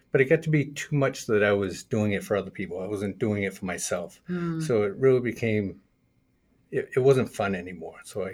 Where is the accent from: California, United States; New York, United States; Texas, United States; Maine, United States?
Maine, United States; Kittery; born or raised there; also born or lived in Portsmouth, New Hampshire; now in Rochester, United States